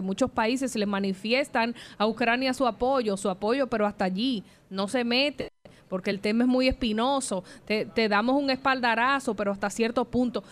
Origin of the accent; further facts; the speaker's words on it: Dominican Republic; como periodista de República Dominicana, como ciudadana dominicana